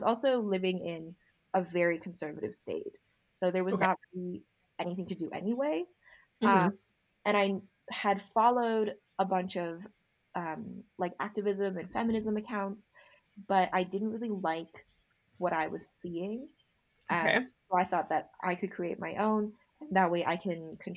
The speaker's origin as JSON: {"language": "English", "country": "United States", "tie": "born or raised there", "said": "ABC is American born Chinese. I am"}